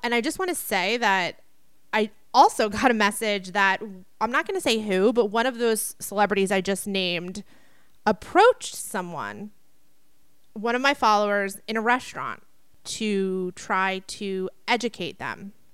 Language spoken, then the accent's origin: English; East Coast, United States; I grew up on the East Coast